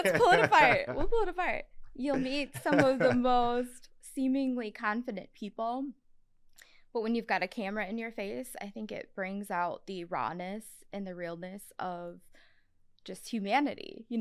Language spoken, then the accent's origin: English; Sugar Grove, United States; born or raised there